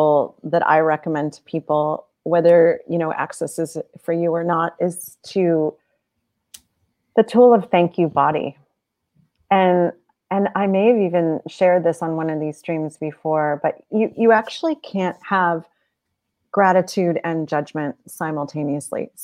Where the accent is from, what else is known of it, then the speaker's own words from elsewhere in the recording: Cleveland, Ohio, United States; now in Maryland, United States; I was born in Cleveland, though. So. So my body chose to be born in Cleveland